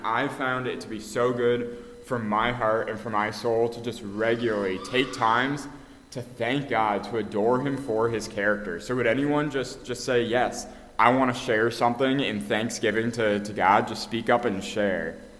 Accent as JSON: {"language": "English", "country": "Canada", "moved": "yes", "said": "I'm actually from Canada"}